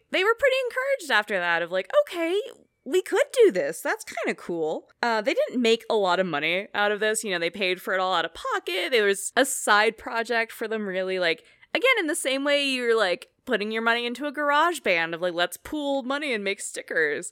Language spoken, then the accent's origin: English; Oakland, California, United States; I grew up in Oakland